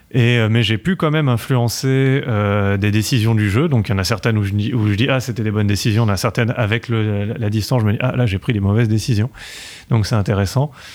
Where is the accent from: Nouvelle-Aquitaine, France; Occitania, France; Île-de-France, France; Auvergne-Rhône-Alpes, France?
Île-de-France, France; Paris; accent: French; je suis né à Paris